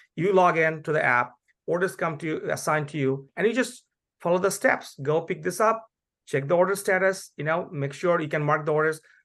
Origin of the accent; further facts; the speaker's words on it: Bangladesh; now in United States; I'm originally from Bangladesh